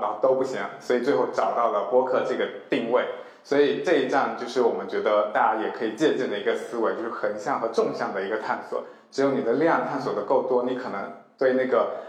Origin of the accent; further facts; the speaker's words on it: Fujian, China; also born or lived in Chengdu; now in Shanghai, China; 我从小就是在一个很传统的福建家庭长大